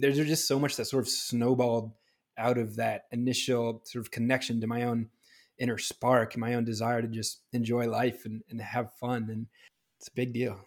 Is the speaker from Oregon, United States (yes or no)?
no; New Hampshire, United States; moved away as an adult; also born or lived in Pittsburgh; now in Los Angeles, United States; growing up in New Hampshire